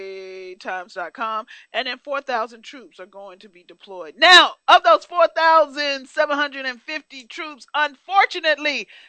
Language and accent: English; Fayetteville, North Carolina, United States; everybody knows I'm from North Carolina, so I'm from Fayetteville, 82nd Airborne Rangers.